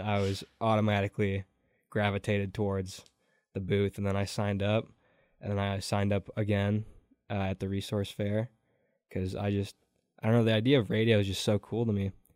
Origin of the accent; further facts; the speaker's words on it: Door County, Wisconsin, United States; also born or lived in Stoughton, Wisconsin; I am from Door County, Wisconsin.